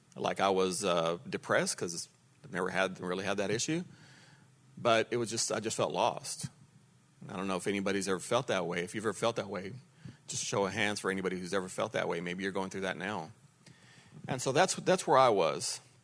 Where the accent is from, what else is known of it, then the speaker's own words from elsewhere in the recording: Lubbock, Texas, United States; also born or lived in Dallas area, Texas; now in Dallas, United States; I'm from Lubbock. And born and raised there, and then we moved to the Dallas area